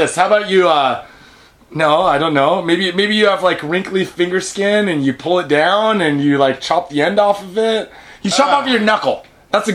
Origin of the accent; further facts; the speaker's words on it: United States; now in Japan; We're American, we come from the set, we're born in the 70s